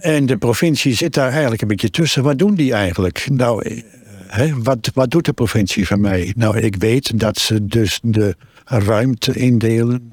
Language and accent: Dutch; Twente, Overijssel, Netherlands; now in Barger-Compascuum, Netherlands; Ik woon al bijna veertig jaar in Drenthe. Ik kom uit Twente, maar ik voel me erg Drent.